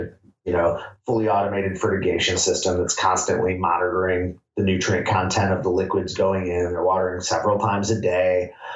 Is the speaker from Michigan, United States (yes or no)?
yes; Michigan, United States; moved away as an adult; now in Humboldt, United States; I'm from Michigan originally